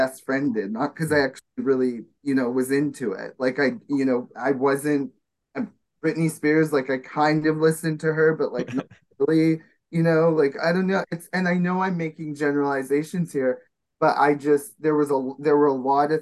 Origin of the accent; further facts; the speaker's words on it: Winnipeg, Manitoba, Canada; moved away; here in Winnipeg, Manitoba, which is my hometown that I'm visiting